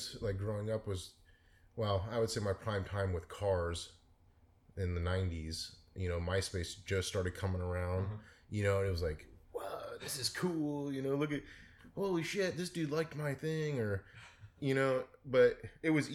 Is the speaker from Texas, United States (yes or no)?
no; San Mateo, California, United States; in the Bay Area, yeah, mostly in San Mateo